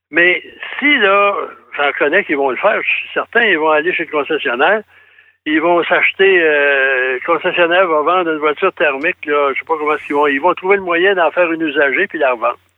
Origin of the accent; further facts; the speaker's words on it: Thetford Mines, Quebec, Canada; moi, je suis allé récemment à Thetford Ça faisait longtemps que je n'étais pas allé, c'est ma ville natale.